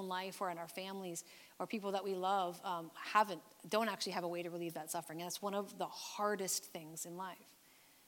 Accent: Canada; Canadian believers

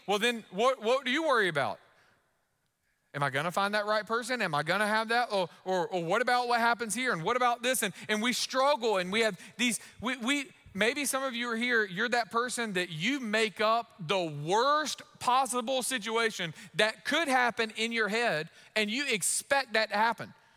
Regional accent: United States; as an American

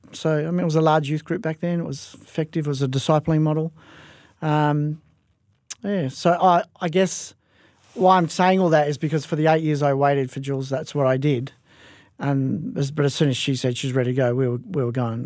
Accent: Perth, Western Australia, Australia; I was raised in Perth Fortress, um, from, uh, my early age, from as young as I can remember

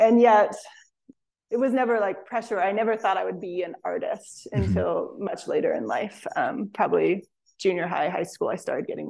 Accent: West Virginia, United States; now in Spruce Pine, United States; Yeah, I grew up in West Virginia, so a little bit north of here, but still Appalachia.

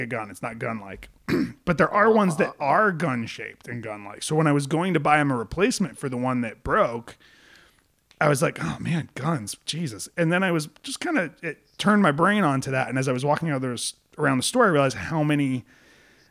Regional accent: Rhode Island, United States; I grew up in Rhode Island

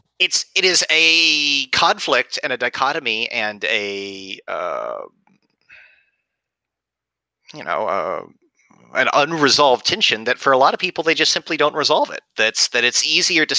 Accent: West Texas, United States; I was born and raised in West Texas

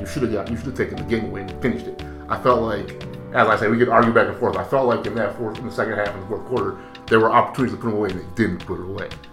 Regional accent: Brazil; moved away; I'm from Brazil.

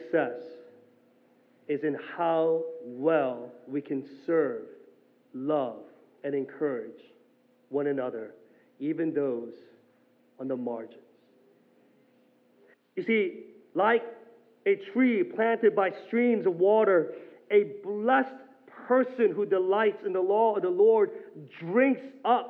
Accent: South Korea; moved away; growing up in Korea and actually seeing this in the countryside

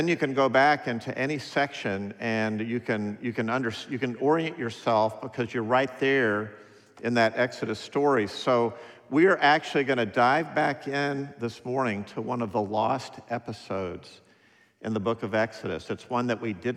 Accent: United States; I'm an American

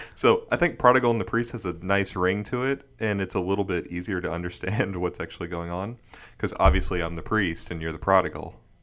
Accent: Bermuda; moved away as an adult; also born or lived in Houston, Texas; now in Dallas, United States; Born in Texas, but grew up in Bermuda my whole life.

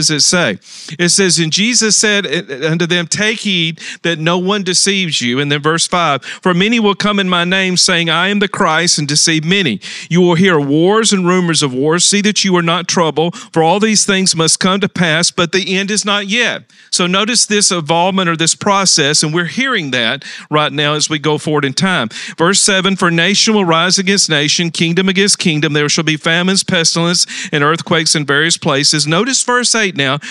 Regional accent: Talladega, Alabama, United States; moved away; I was in my hometown of Talladega, Alabama, visiting my mother and family

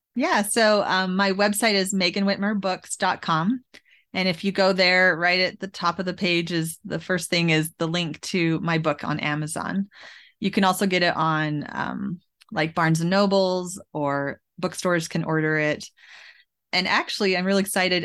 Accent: Edmonton, Alberta, Canada; moved away as an adult; now in United States; where I grew up in Alberta and to take my kids to West Edmonton Mall

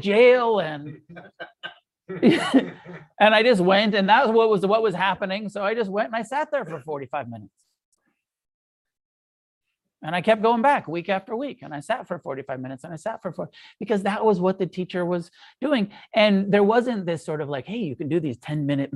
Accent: United States; we're American.

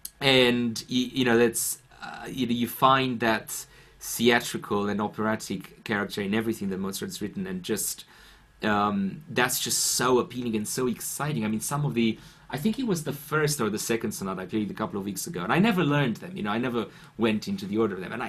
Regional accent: Bucharest, Romania; English is a second language; now in London, United Kingdom; as I was growing up in Bucharest

